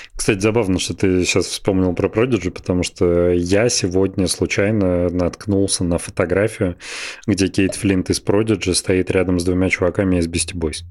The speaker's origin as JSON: {"language": "Russian", "town": "Belgorod", "region": "Belgorod Oblast", "country": "Russia", "tie": "born or raised there", "said": "всё детство прошло в Белгороде"}